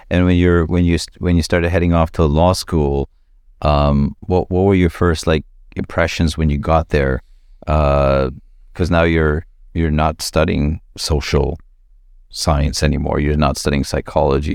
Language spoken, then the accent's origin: English; Toronto, Ontario, Canada; I grew up here in Flemington Park